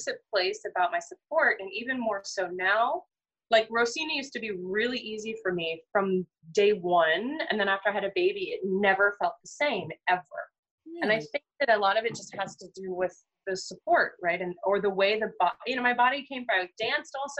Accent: United States; as an American speaker

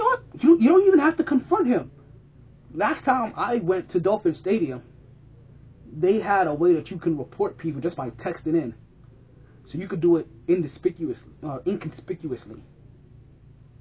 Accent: New York, United States; being a New Yorker

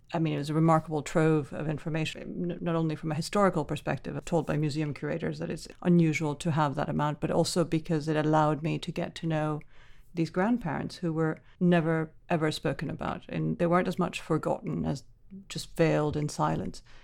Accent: Caracas, Venezuela; I grew up in the Venezuela of the seventies and eighties

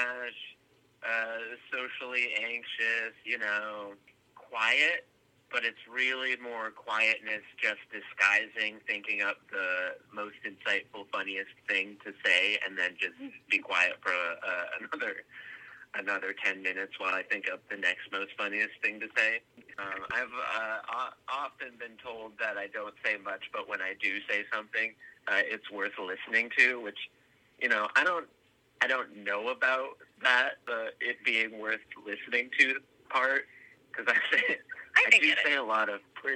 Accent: Maine, United States; also born or lived in Alaska; now in Chicago, United States; Maine is so much my identity now that it's just like the Alaska thing is just like, that's just a weird thing that happened to me 6 years of my formative years.

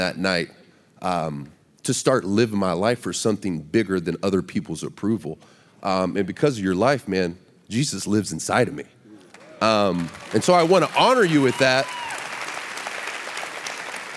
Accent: Baton Rouge, Louisiana, United States; I grew up in Baton Rouge, Louisiana

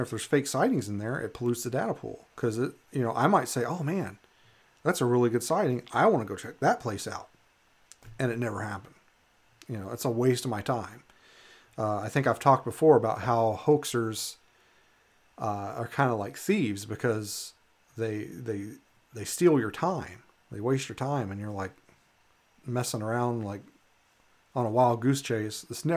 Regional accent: Western Kentucky, United States; now in Alaska, United States; where I grew up in Eastern Kentucky. I'm sorry, Western Kentucky

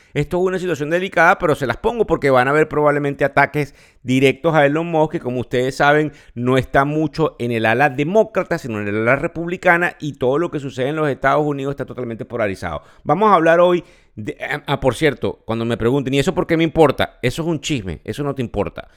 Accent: Venezuela; now in United States; El país donde yo nací, Venezuela

